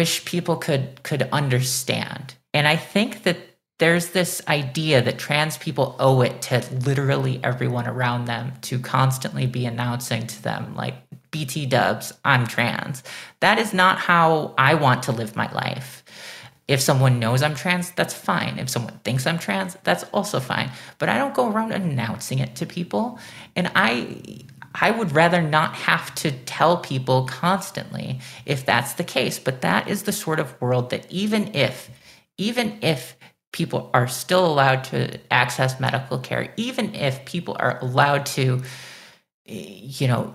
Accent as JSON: {"language": "English", "region": "Illinois", "country": "United States", "tie": "born or raised there", "said": "I was born in Illinois, I was raised in Illinois, I live in Chicago"}